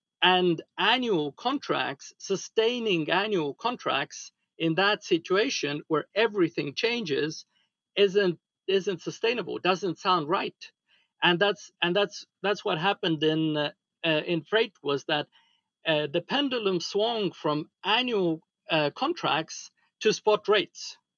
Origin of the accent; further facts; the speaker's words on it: Estonia; From Estonia.